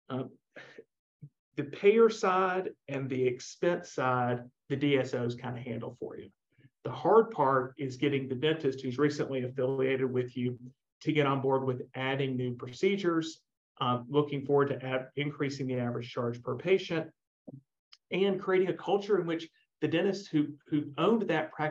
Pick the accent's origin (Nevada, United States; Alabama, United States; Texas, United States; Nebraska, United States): Alabama, United States; Montgomery; go work for my dentist uh, that I grew up with in Montgomery, Alabama, or go do my own thing.